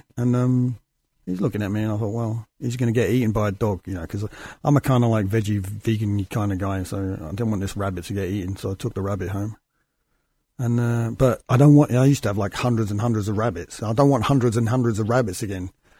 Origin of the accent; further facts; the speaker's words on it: United Kingdom; And I came from Britain.